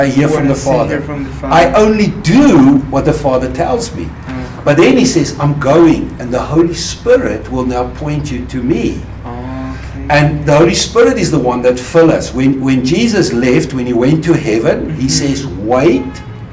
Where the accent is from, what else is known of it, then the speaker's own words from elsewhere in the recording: South Africa; moved away as an adult; also born or lived in Swaziland; I'm originally from South Africa. So I grew up in South Africa.